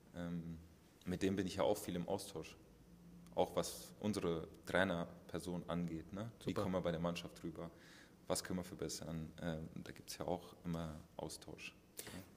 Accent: Aschaffenburg, Bavaria, Germany; moved away; ich komme ja aus Aschaffenburg, aus dem Kreis Aschaffenburg

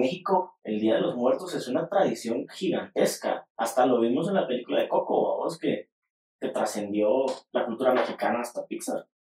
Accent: Guatemala; nosotros como guatemaltecos

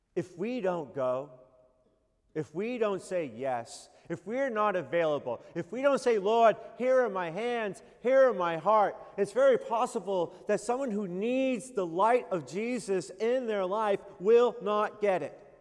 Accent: New England, United States; I am from New England

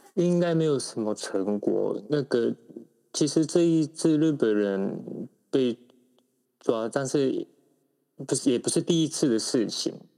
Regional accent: Taiwan; 我们台湾人知道他在台湾的政坛里面已经没有什么影响力

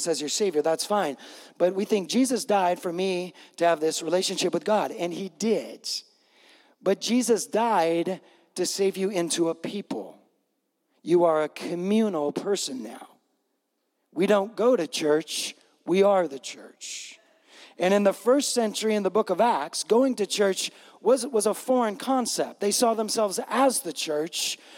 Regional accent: West Coast, United States; I grew up on the West Coast

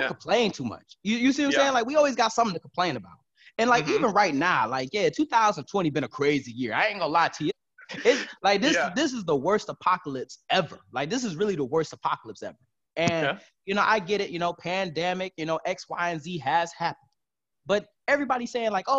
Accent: Detroit, Michigan, United States; I was born and raised in Detroit, Michigan.

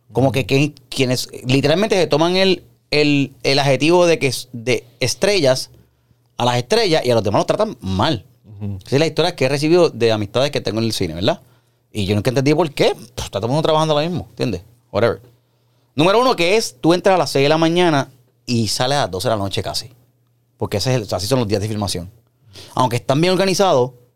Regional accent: Puerto Rico; yo soy puertorriqueño

